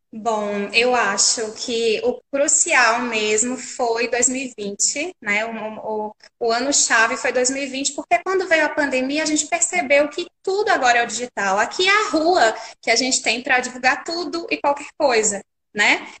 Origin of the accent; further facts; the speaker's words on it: Pernambuco, Brazil; sou pernambucana